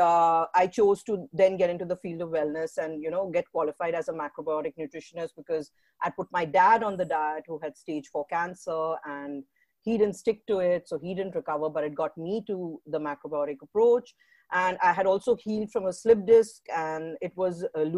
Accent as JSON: {"language": "English", "country": "India", "tie": "born or raised there", "also_born_or_lived": "England / United States / Mumbai", "said": "I grew up in India and was born in England, grew up in India."}